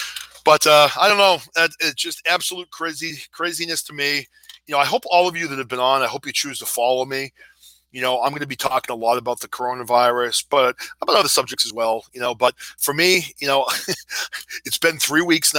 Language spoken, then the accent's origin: English; New Hampshire, United States; now in Massachusetts, United States; I've lived in the U.S. my entire life. I grew up in New Hampshire